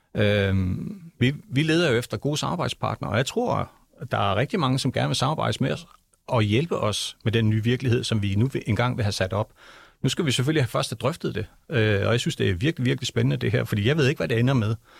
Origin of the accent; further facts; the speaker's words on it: Greenland; jeg er født og opvokset i Grønland